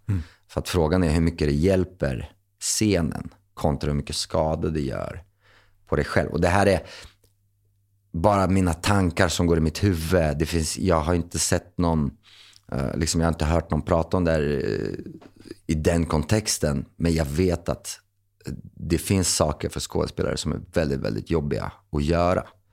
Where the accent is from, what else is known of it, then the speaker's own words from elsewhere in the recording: Linköping, Östergötland, Sweden; moved away as an adult; now in Stockholm, Sweden; Linköping som jag kom ifrån